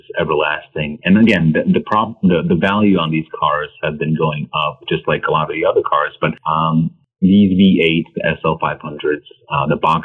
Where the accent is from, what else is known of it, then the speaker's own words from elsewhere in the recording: New York City, New York, United States; I grew up in Queens, New York as an immigrant